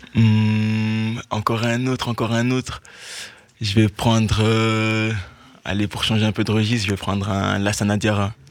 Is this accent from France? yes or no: no; Liège, Wallonia, Belgium; J'ai toujours été dans les clubs de, ma région. Enfin, je viens de Liège